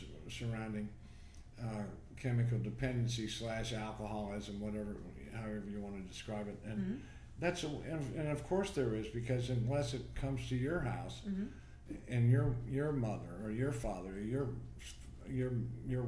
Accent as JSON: {"language": "English", "town": "Troy", "region": "Ohio", "country": "United States", "tie": "born or raised there", "said": "My mother worked for the county where I grew up in Troy, Ohio."}